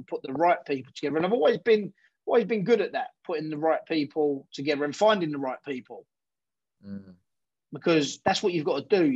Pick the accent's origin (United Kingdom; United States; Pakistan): United Kingdom; We're British.